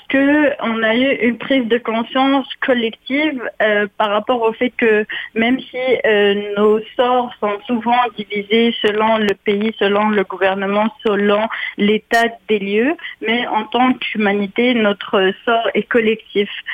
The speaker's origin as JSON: {"language": "French", "town": "Ottawa", "region": "Ontario", "country": "Canada", "tie": "born or raised there", "moved": "as an adult", "lives_now": "Quebec City, Canada", "said": "je suis franco-ontarienne, j'ai grandi à Ottawa"}